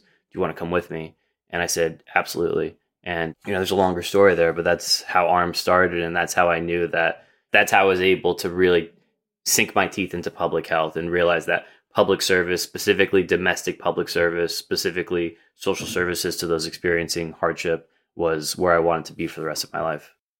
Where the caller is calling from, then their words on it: Jersey City, New Jersey, United States; I'm calling from Jersey City, or as I like to call it, the right side of the Hudson River